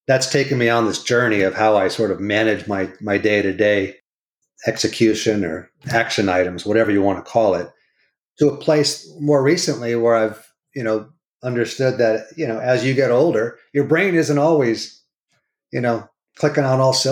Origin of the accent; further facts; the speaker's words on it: California, United States; Born and raised in California. I'm a fourth generation Californian.